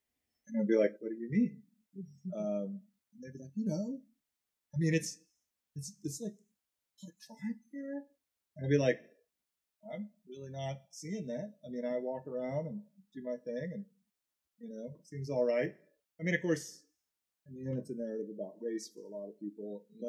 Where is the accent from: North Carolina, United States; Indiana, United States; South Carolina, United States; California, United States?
South Carolina, United States; Aiken; also born or lived in Florida; now in Augusta, United States; I mean, I grew up in Aiken and then Florida, so I'm kind of from here and I'm kind of not at the same time.